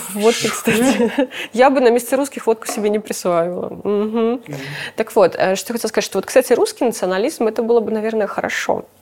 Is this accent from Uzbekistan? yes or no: no; Belarus; мы гордимся тем, что мы белорусы